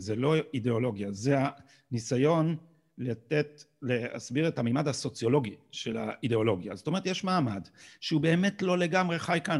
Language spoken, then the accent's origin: Hebrew; Israel; אנחנו שגדלנו פה